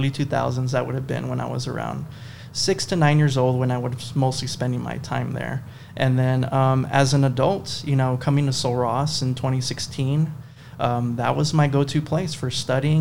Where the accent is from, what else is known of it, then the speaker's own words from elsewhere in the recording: Marfa, Texas, United States; I'm from Marfa, Texas, born and raised over there